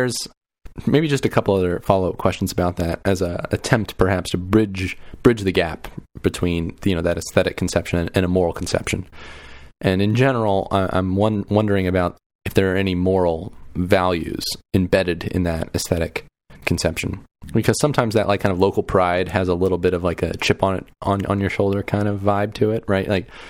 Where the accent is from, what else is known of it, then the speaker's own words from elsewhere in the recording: Kansas City, Missouri, United States; I'm from Kansas City, and there's like an immense amount of Kansas City pride.